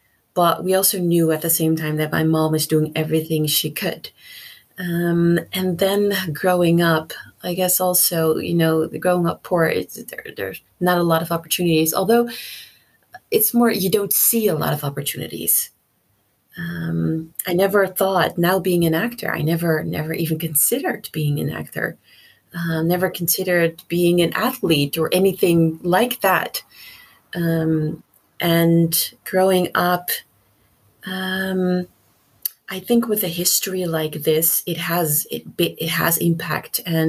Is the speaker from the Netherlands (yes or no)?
yes; Netherlands; also born or lived in Suriname; So even though I was born in Suriname, in 1982, my grandpa was murdered in the country due to political reasons. And he was one of 15 people who was killed by this dictator. So we had to move countries. My mom took me and my sister to the Netherlands.